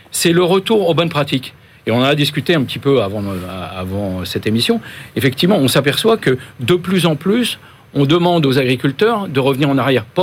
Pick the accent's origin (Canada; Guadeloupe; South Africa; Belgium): Guadeloupe; produits euh, liés aux pesticides qu'on n'utilise pas chez nous en Guadeloupe, ça existe.